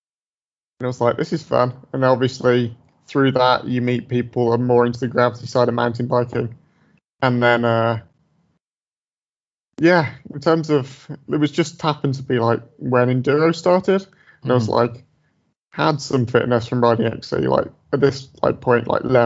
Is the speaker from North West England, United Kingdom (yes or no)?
no; Dudley, West Midlands, United Kingdom; moved away as an adult; now in Edinburgh, United Kingdom; I grew up in the Midlands, like in Dudley, like not far from Birmingham in England